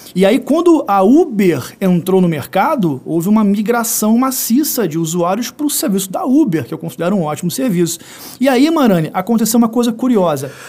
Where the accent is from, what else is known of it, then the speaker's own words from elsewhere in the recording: Rio de Janeiro, Brazil; eu que sou do Rio de Janeiro